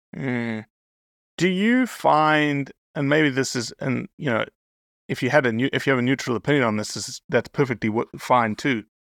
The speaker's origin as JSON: {"language": "English", "country": "South Africa", "tie": "born or raised there", "moved": "yes", "lives_now": "United States", "said": "I'm American now, but raised in South Africa"}